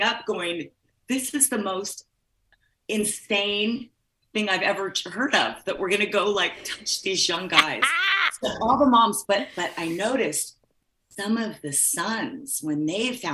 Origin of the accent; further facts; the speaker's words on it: Midwest, United States; also born or lived in California; I was raised in the Midwest